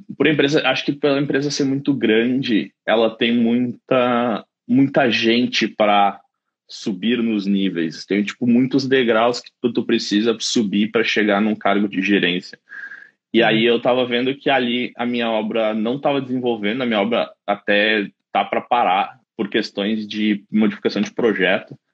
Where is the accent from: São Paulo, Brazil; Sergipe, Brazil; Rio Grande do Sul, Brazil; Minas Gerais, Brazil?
Rio Grande do Sul, Brazil; Caxias do Sul; moved away as an adult; also born or lived in London, United Kingdom; now in Dublin, Ireland; eu sou de Caxias do Sul, na Serra Gaúcha.